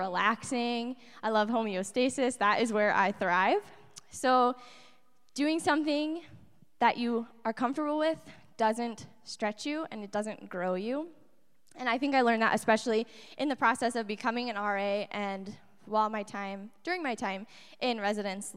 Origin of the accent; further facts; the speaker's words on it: Appleton, Wisconsin, United States; moved away; also born or lived in Stevens Point, Wisconsin; I'm originally from Appleton, Wisconsin.